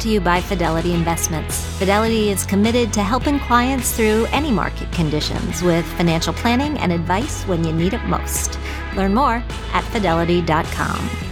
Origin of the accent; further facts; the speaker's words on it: Wisconsin, United States; I grew up in Wisconsin, and we spent a lot of time on lakes